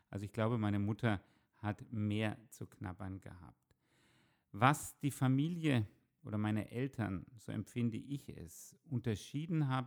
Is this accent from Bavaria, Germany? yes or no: yes; Würzburg, Bavaria, Germany; also born or lived in Haifa, Israel; vom Elternhaus her bewusst als Würzburger Kind aufgewachsen